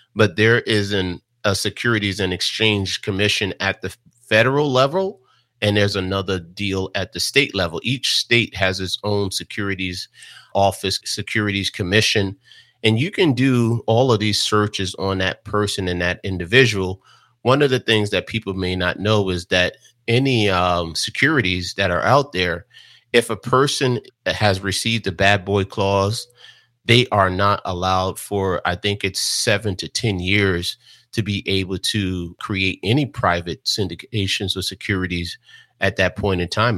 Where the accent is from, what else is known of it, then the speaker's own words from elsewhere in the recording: Jersey City, New Jersey, United States; growing up in Jersey City, New Jersey